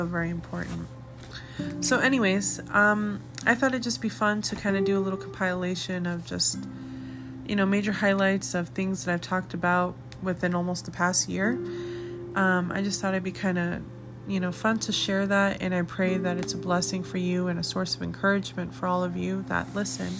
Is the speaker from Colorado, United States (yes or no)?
yes; Arvada, Colorado, United States; now in Colorado Springs, United States; my hometown, which is Arvada, Colorado